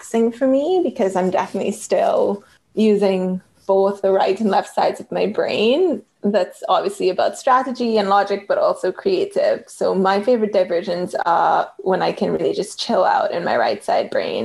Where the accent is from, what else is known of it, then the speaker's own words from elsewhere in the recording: Trinidad & Tobago; accent: Trinidadian; also born or lived in San Francisco; now in Toronto, Canada; a lot of my friendships in growing up in Trinidad